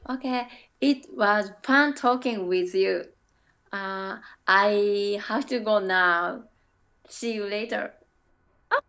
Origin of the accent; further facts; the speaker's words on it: Kyoto, Japan; English is a second language; moved away as an adult; also born or lived in Osaka / Shiga; now in Ohio, United States; I was born in Kyoto and I grew up in Kyoto